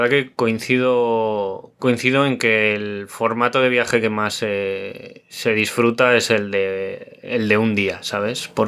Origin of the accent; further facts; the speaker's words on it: Orcajada de la Torre, Castilla-La Mancha, Spain; now in Madrid, Spain; pues hacemos noche en mi pueblo, Orcajada de la Torre, que está en la provincia de Cuenca